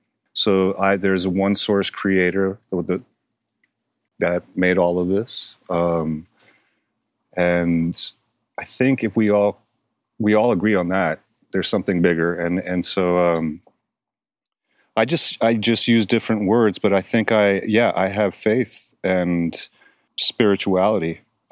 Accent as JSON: {"language": "English", "town": "Miami", "region": "Florida", "country": "United States", "tie": "born or raised there", "said": "from the South and was raised Baptist by a Baptist preacher. But they never forced religion on us as children when we grew up in Miami. And so I was an atheist, and then as I got older, I was agnostic."}